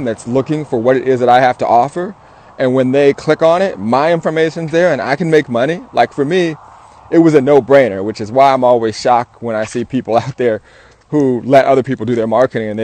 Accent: Southern California, United States; I'm an entrepreneur from SoCal.

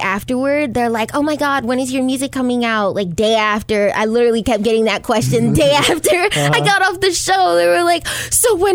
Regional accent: New York, United States; I'm from New York

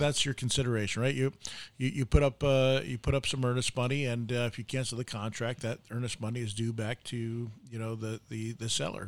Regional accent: New York, United States; now in Arizona, United States; I'm, I'm from New York

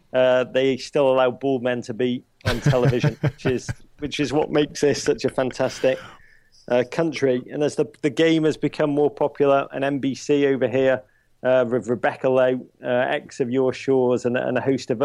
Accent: Liverpool, North West England, United Kingdom; being English blokes coming from Liverpool

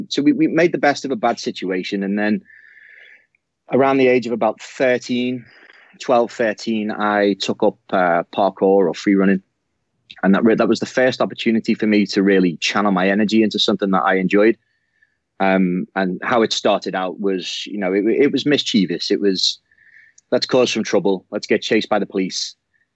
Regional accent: Moreton, North West England, United Kingdom; So I grew up just outside of Liverpool. So we're in the Liverpool city region, as you will. It's a place called Moreton on the borough of Wirral.

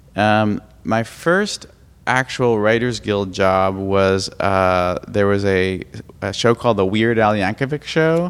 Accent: Brookline, Massachusetts, United States; I'm from Brookline, Massachusetts, originally, which is a suburb of Boston.

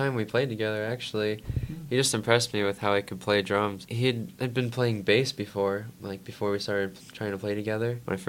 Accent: Turlock, California, United States; also born or lived in Modesto; Pretty much Turlock. I think I was born in Modesto, but I've been raised in Turlock ever since then.

